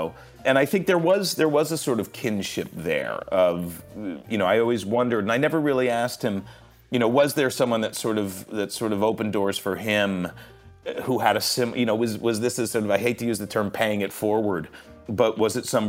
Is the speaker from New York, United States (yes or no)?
yes; New York City, New York, United States; I'm from New York. I grew up sort of in and around New York City.